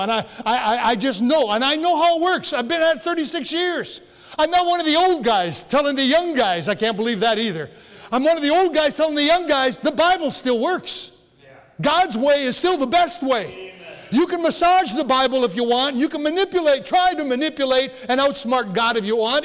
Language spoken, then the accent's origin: English; 10 miles from Rudyard, Michigan, United States; my hometown is 10 miles away from where the original church was. And so here I am in Rudyard, not yet in Kinross